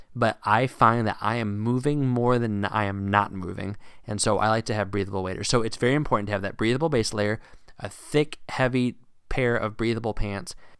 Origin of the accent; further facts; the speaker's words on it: Virginia, United States; Growing up in Virginia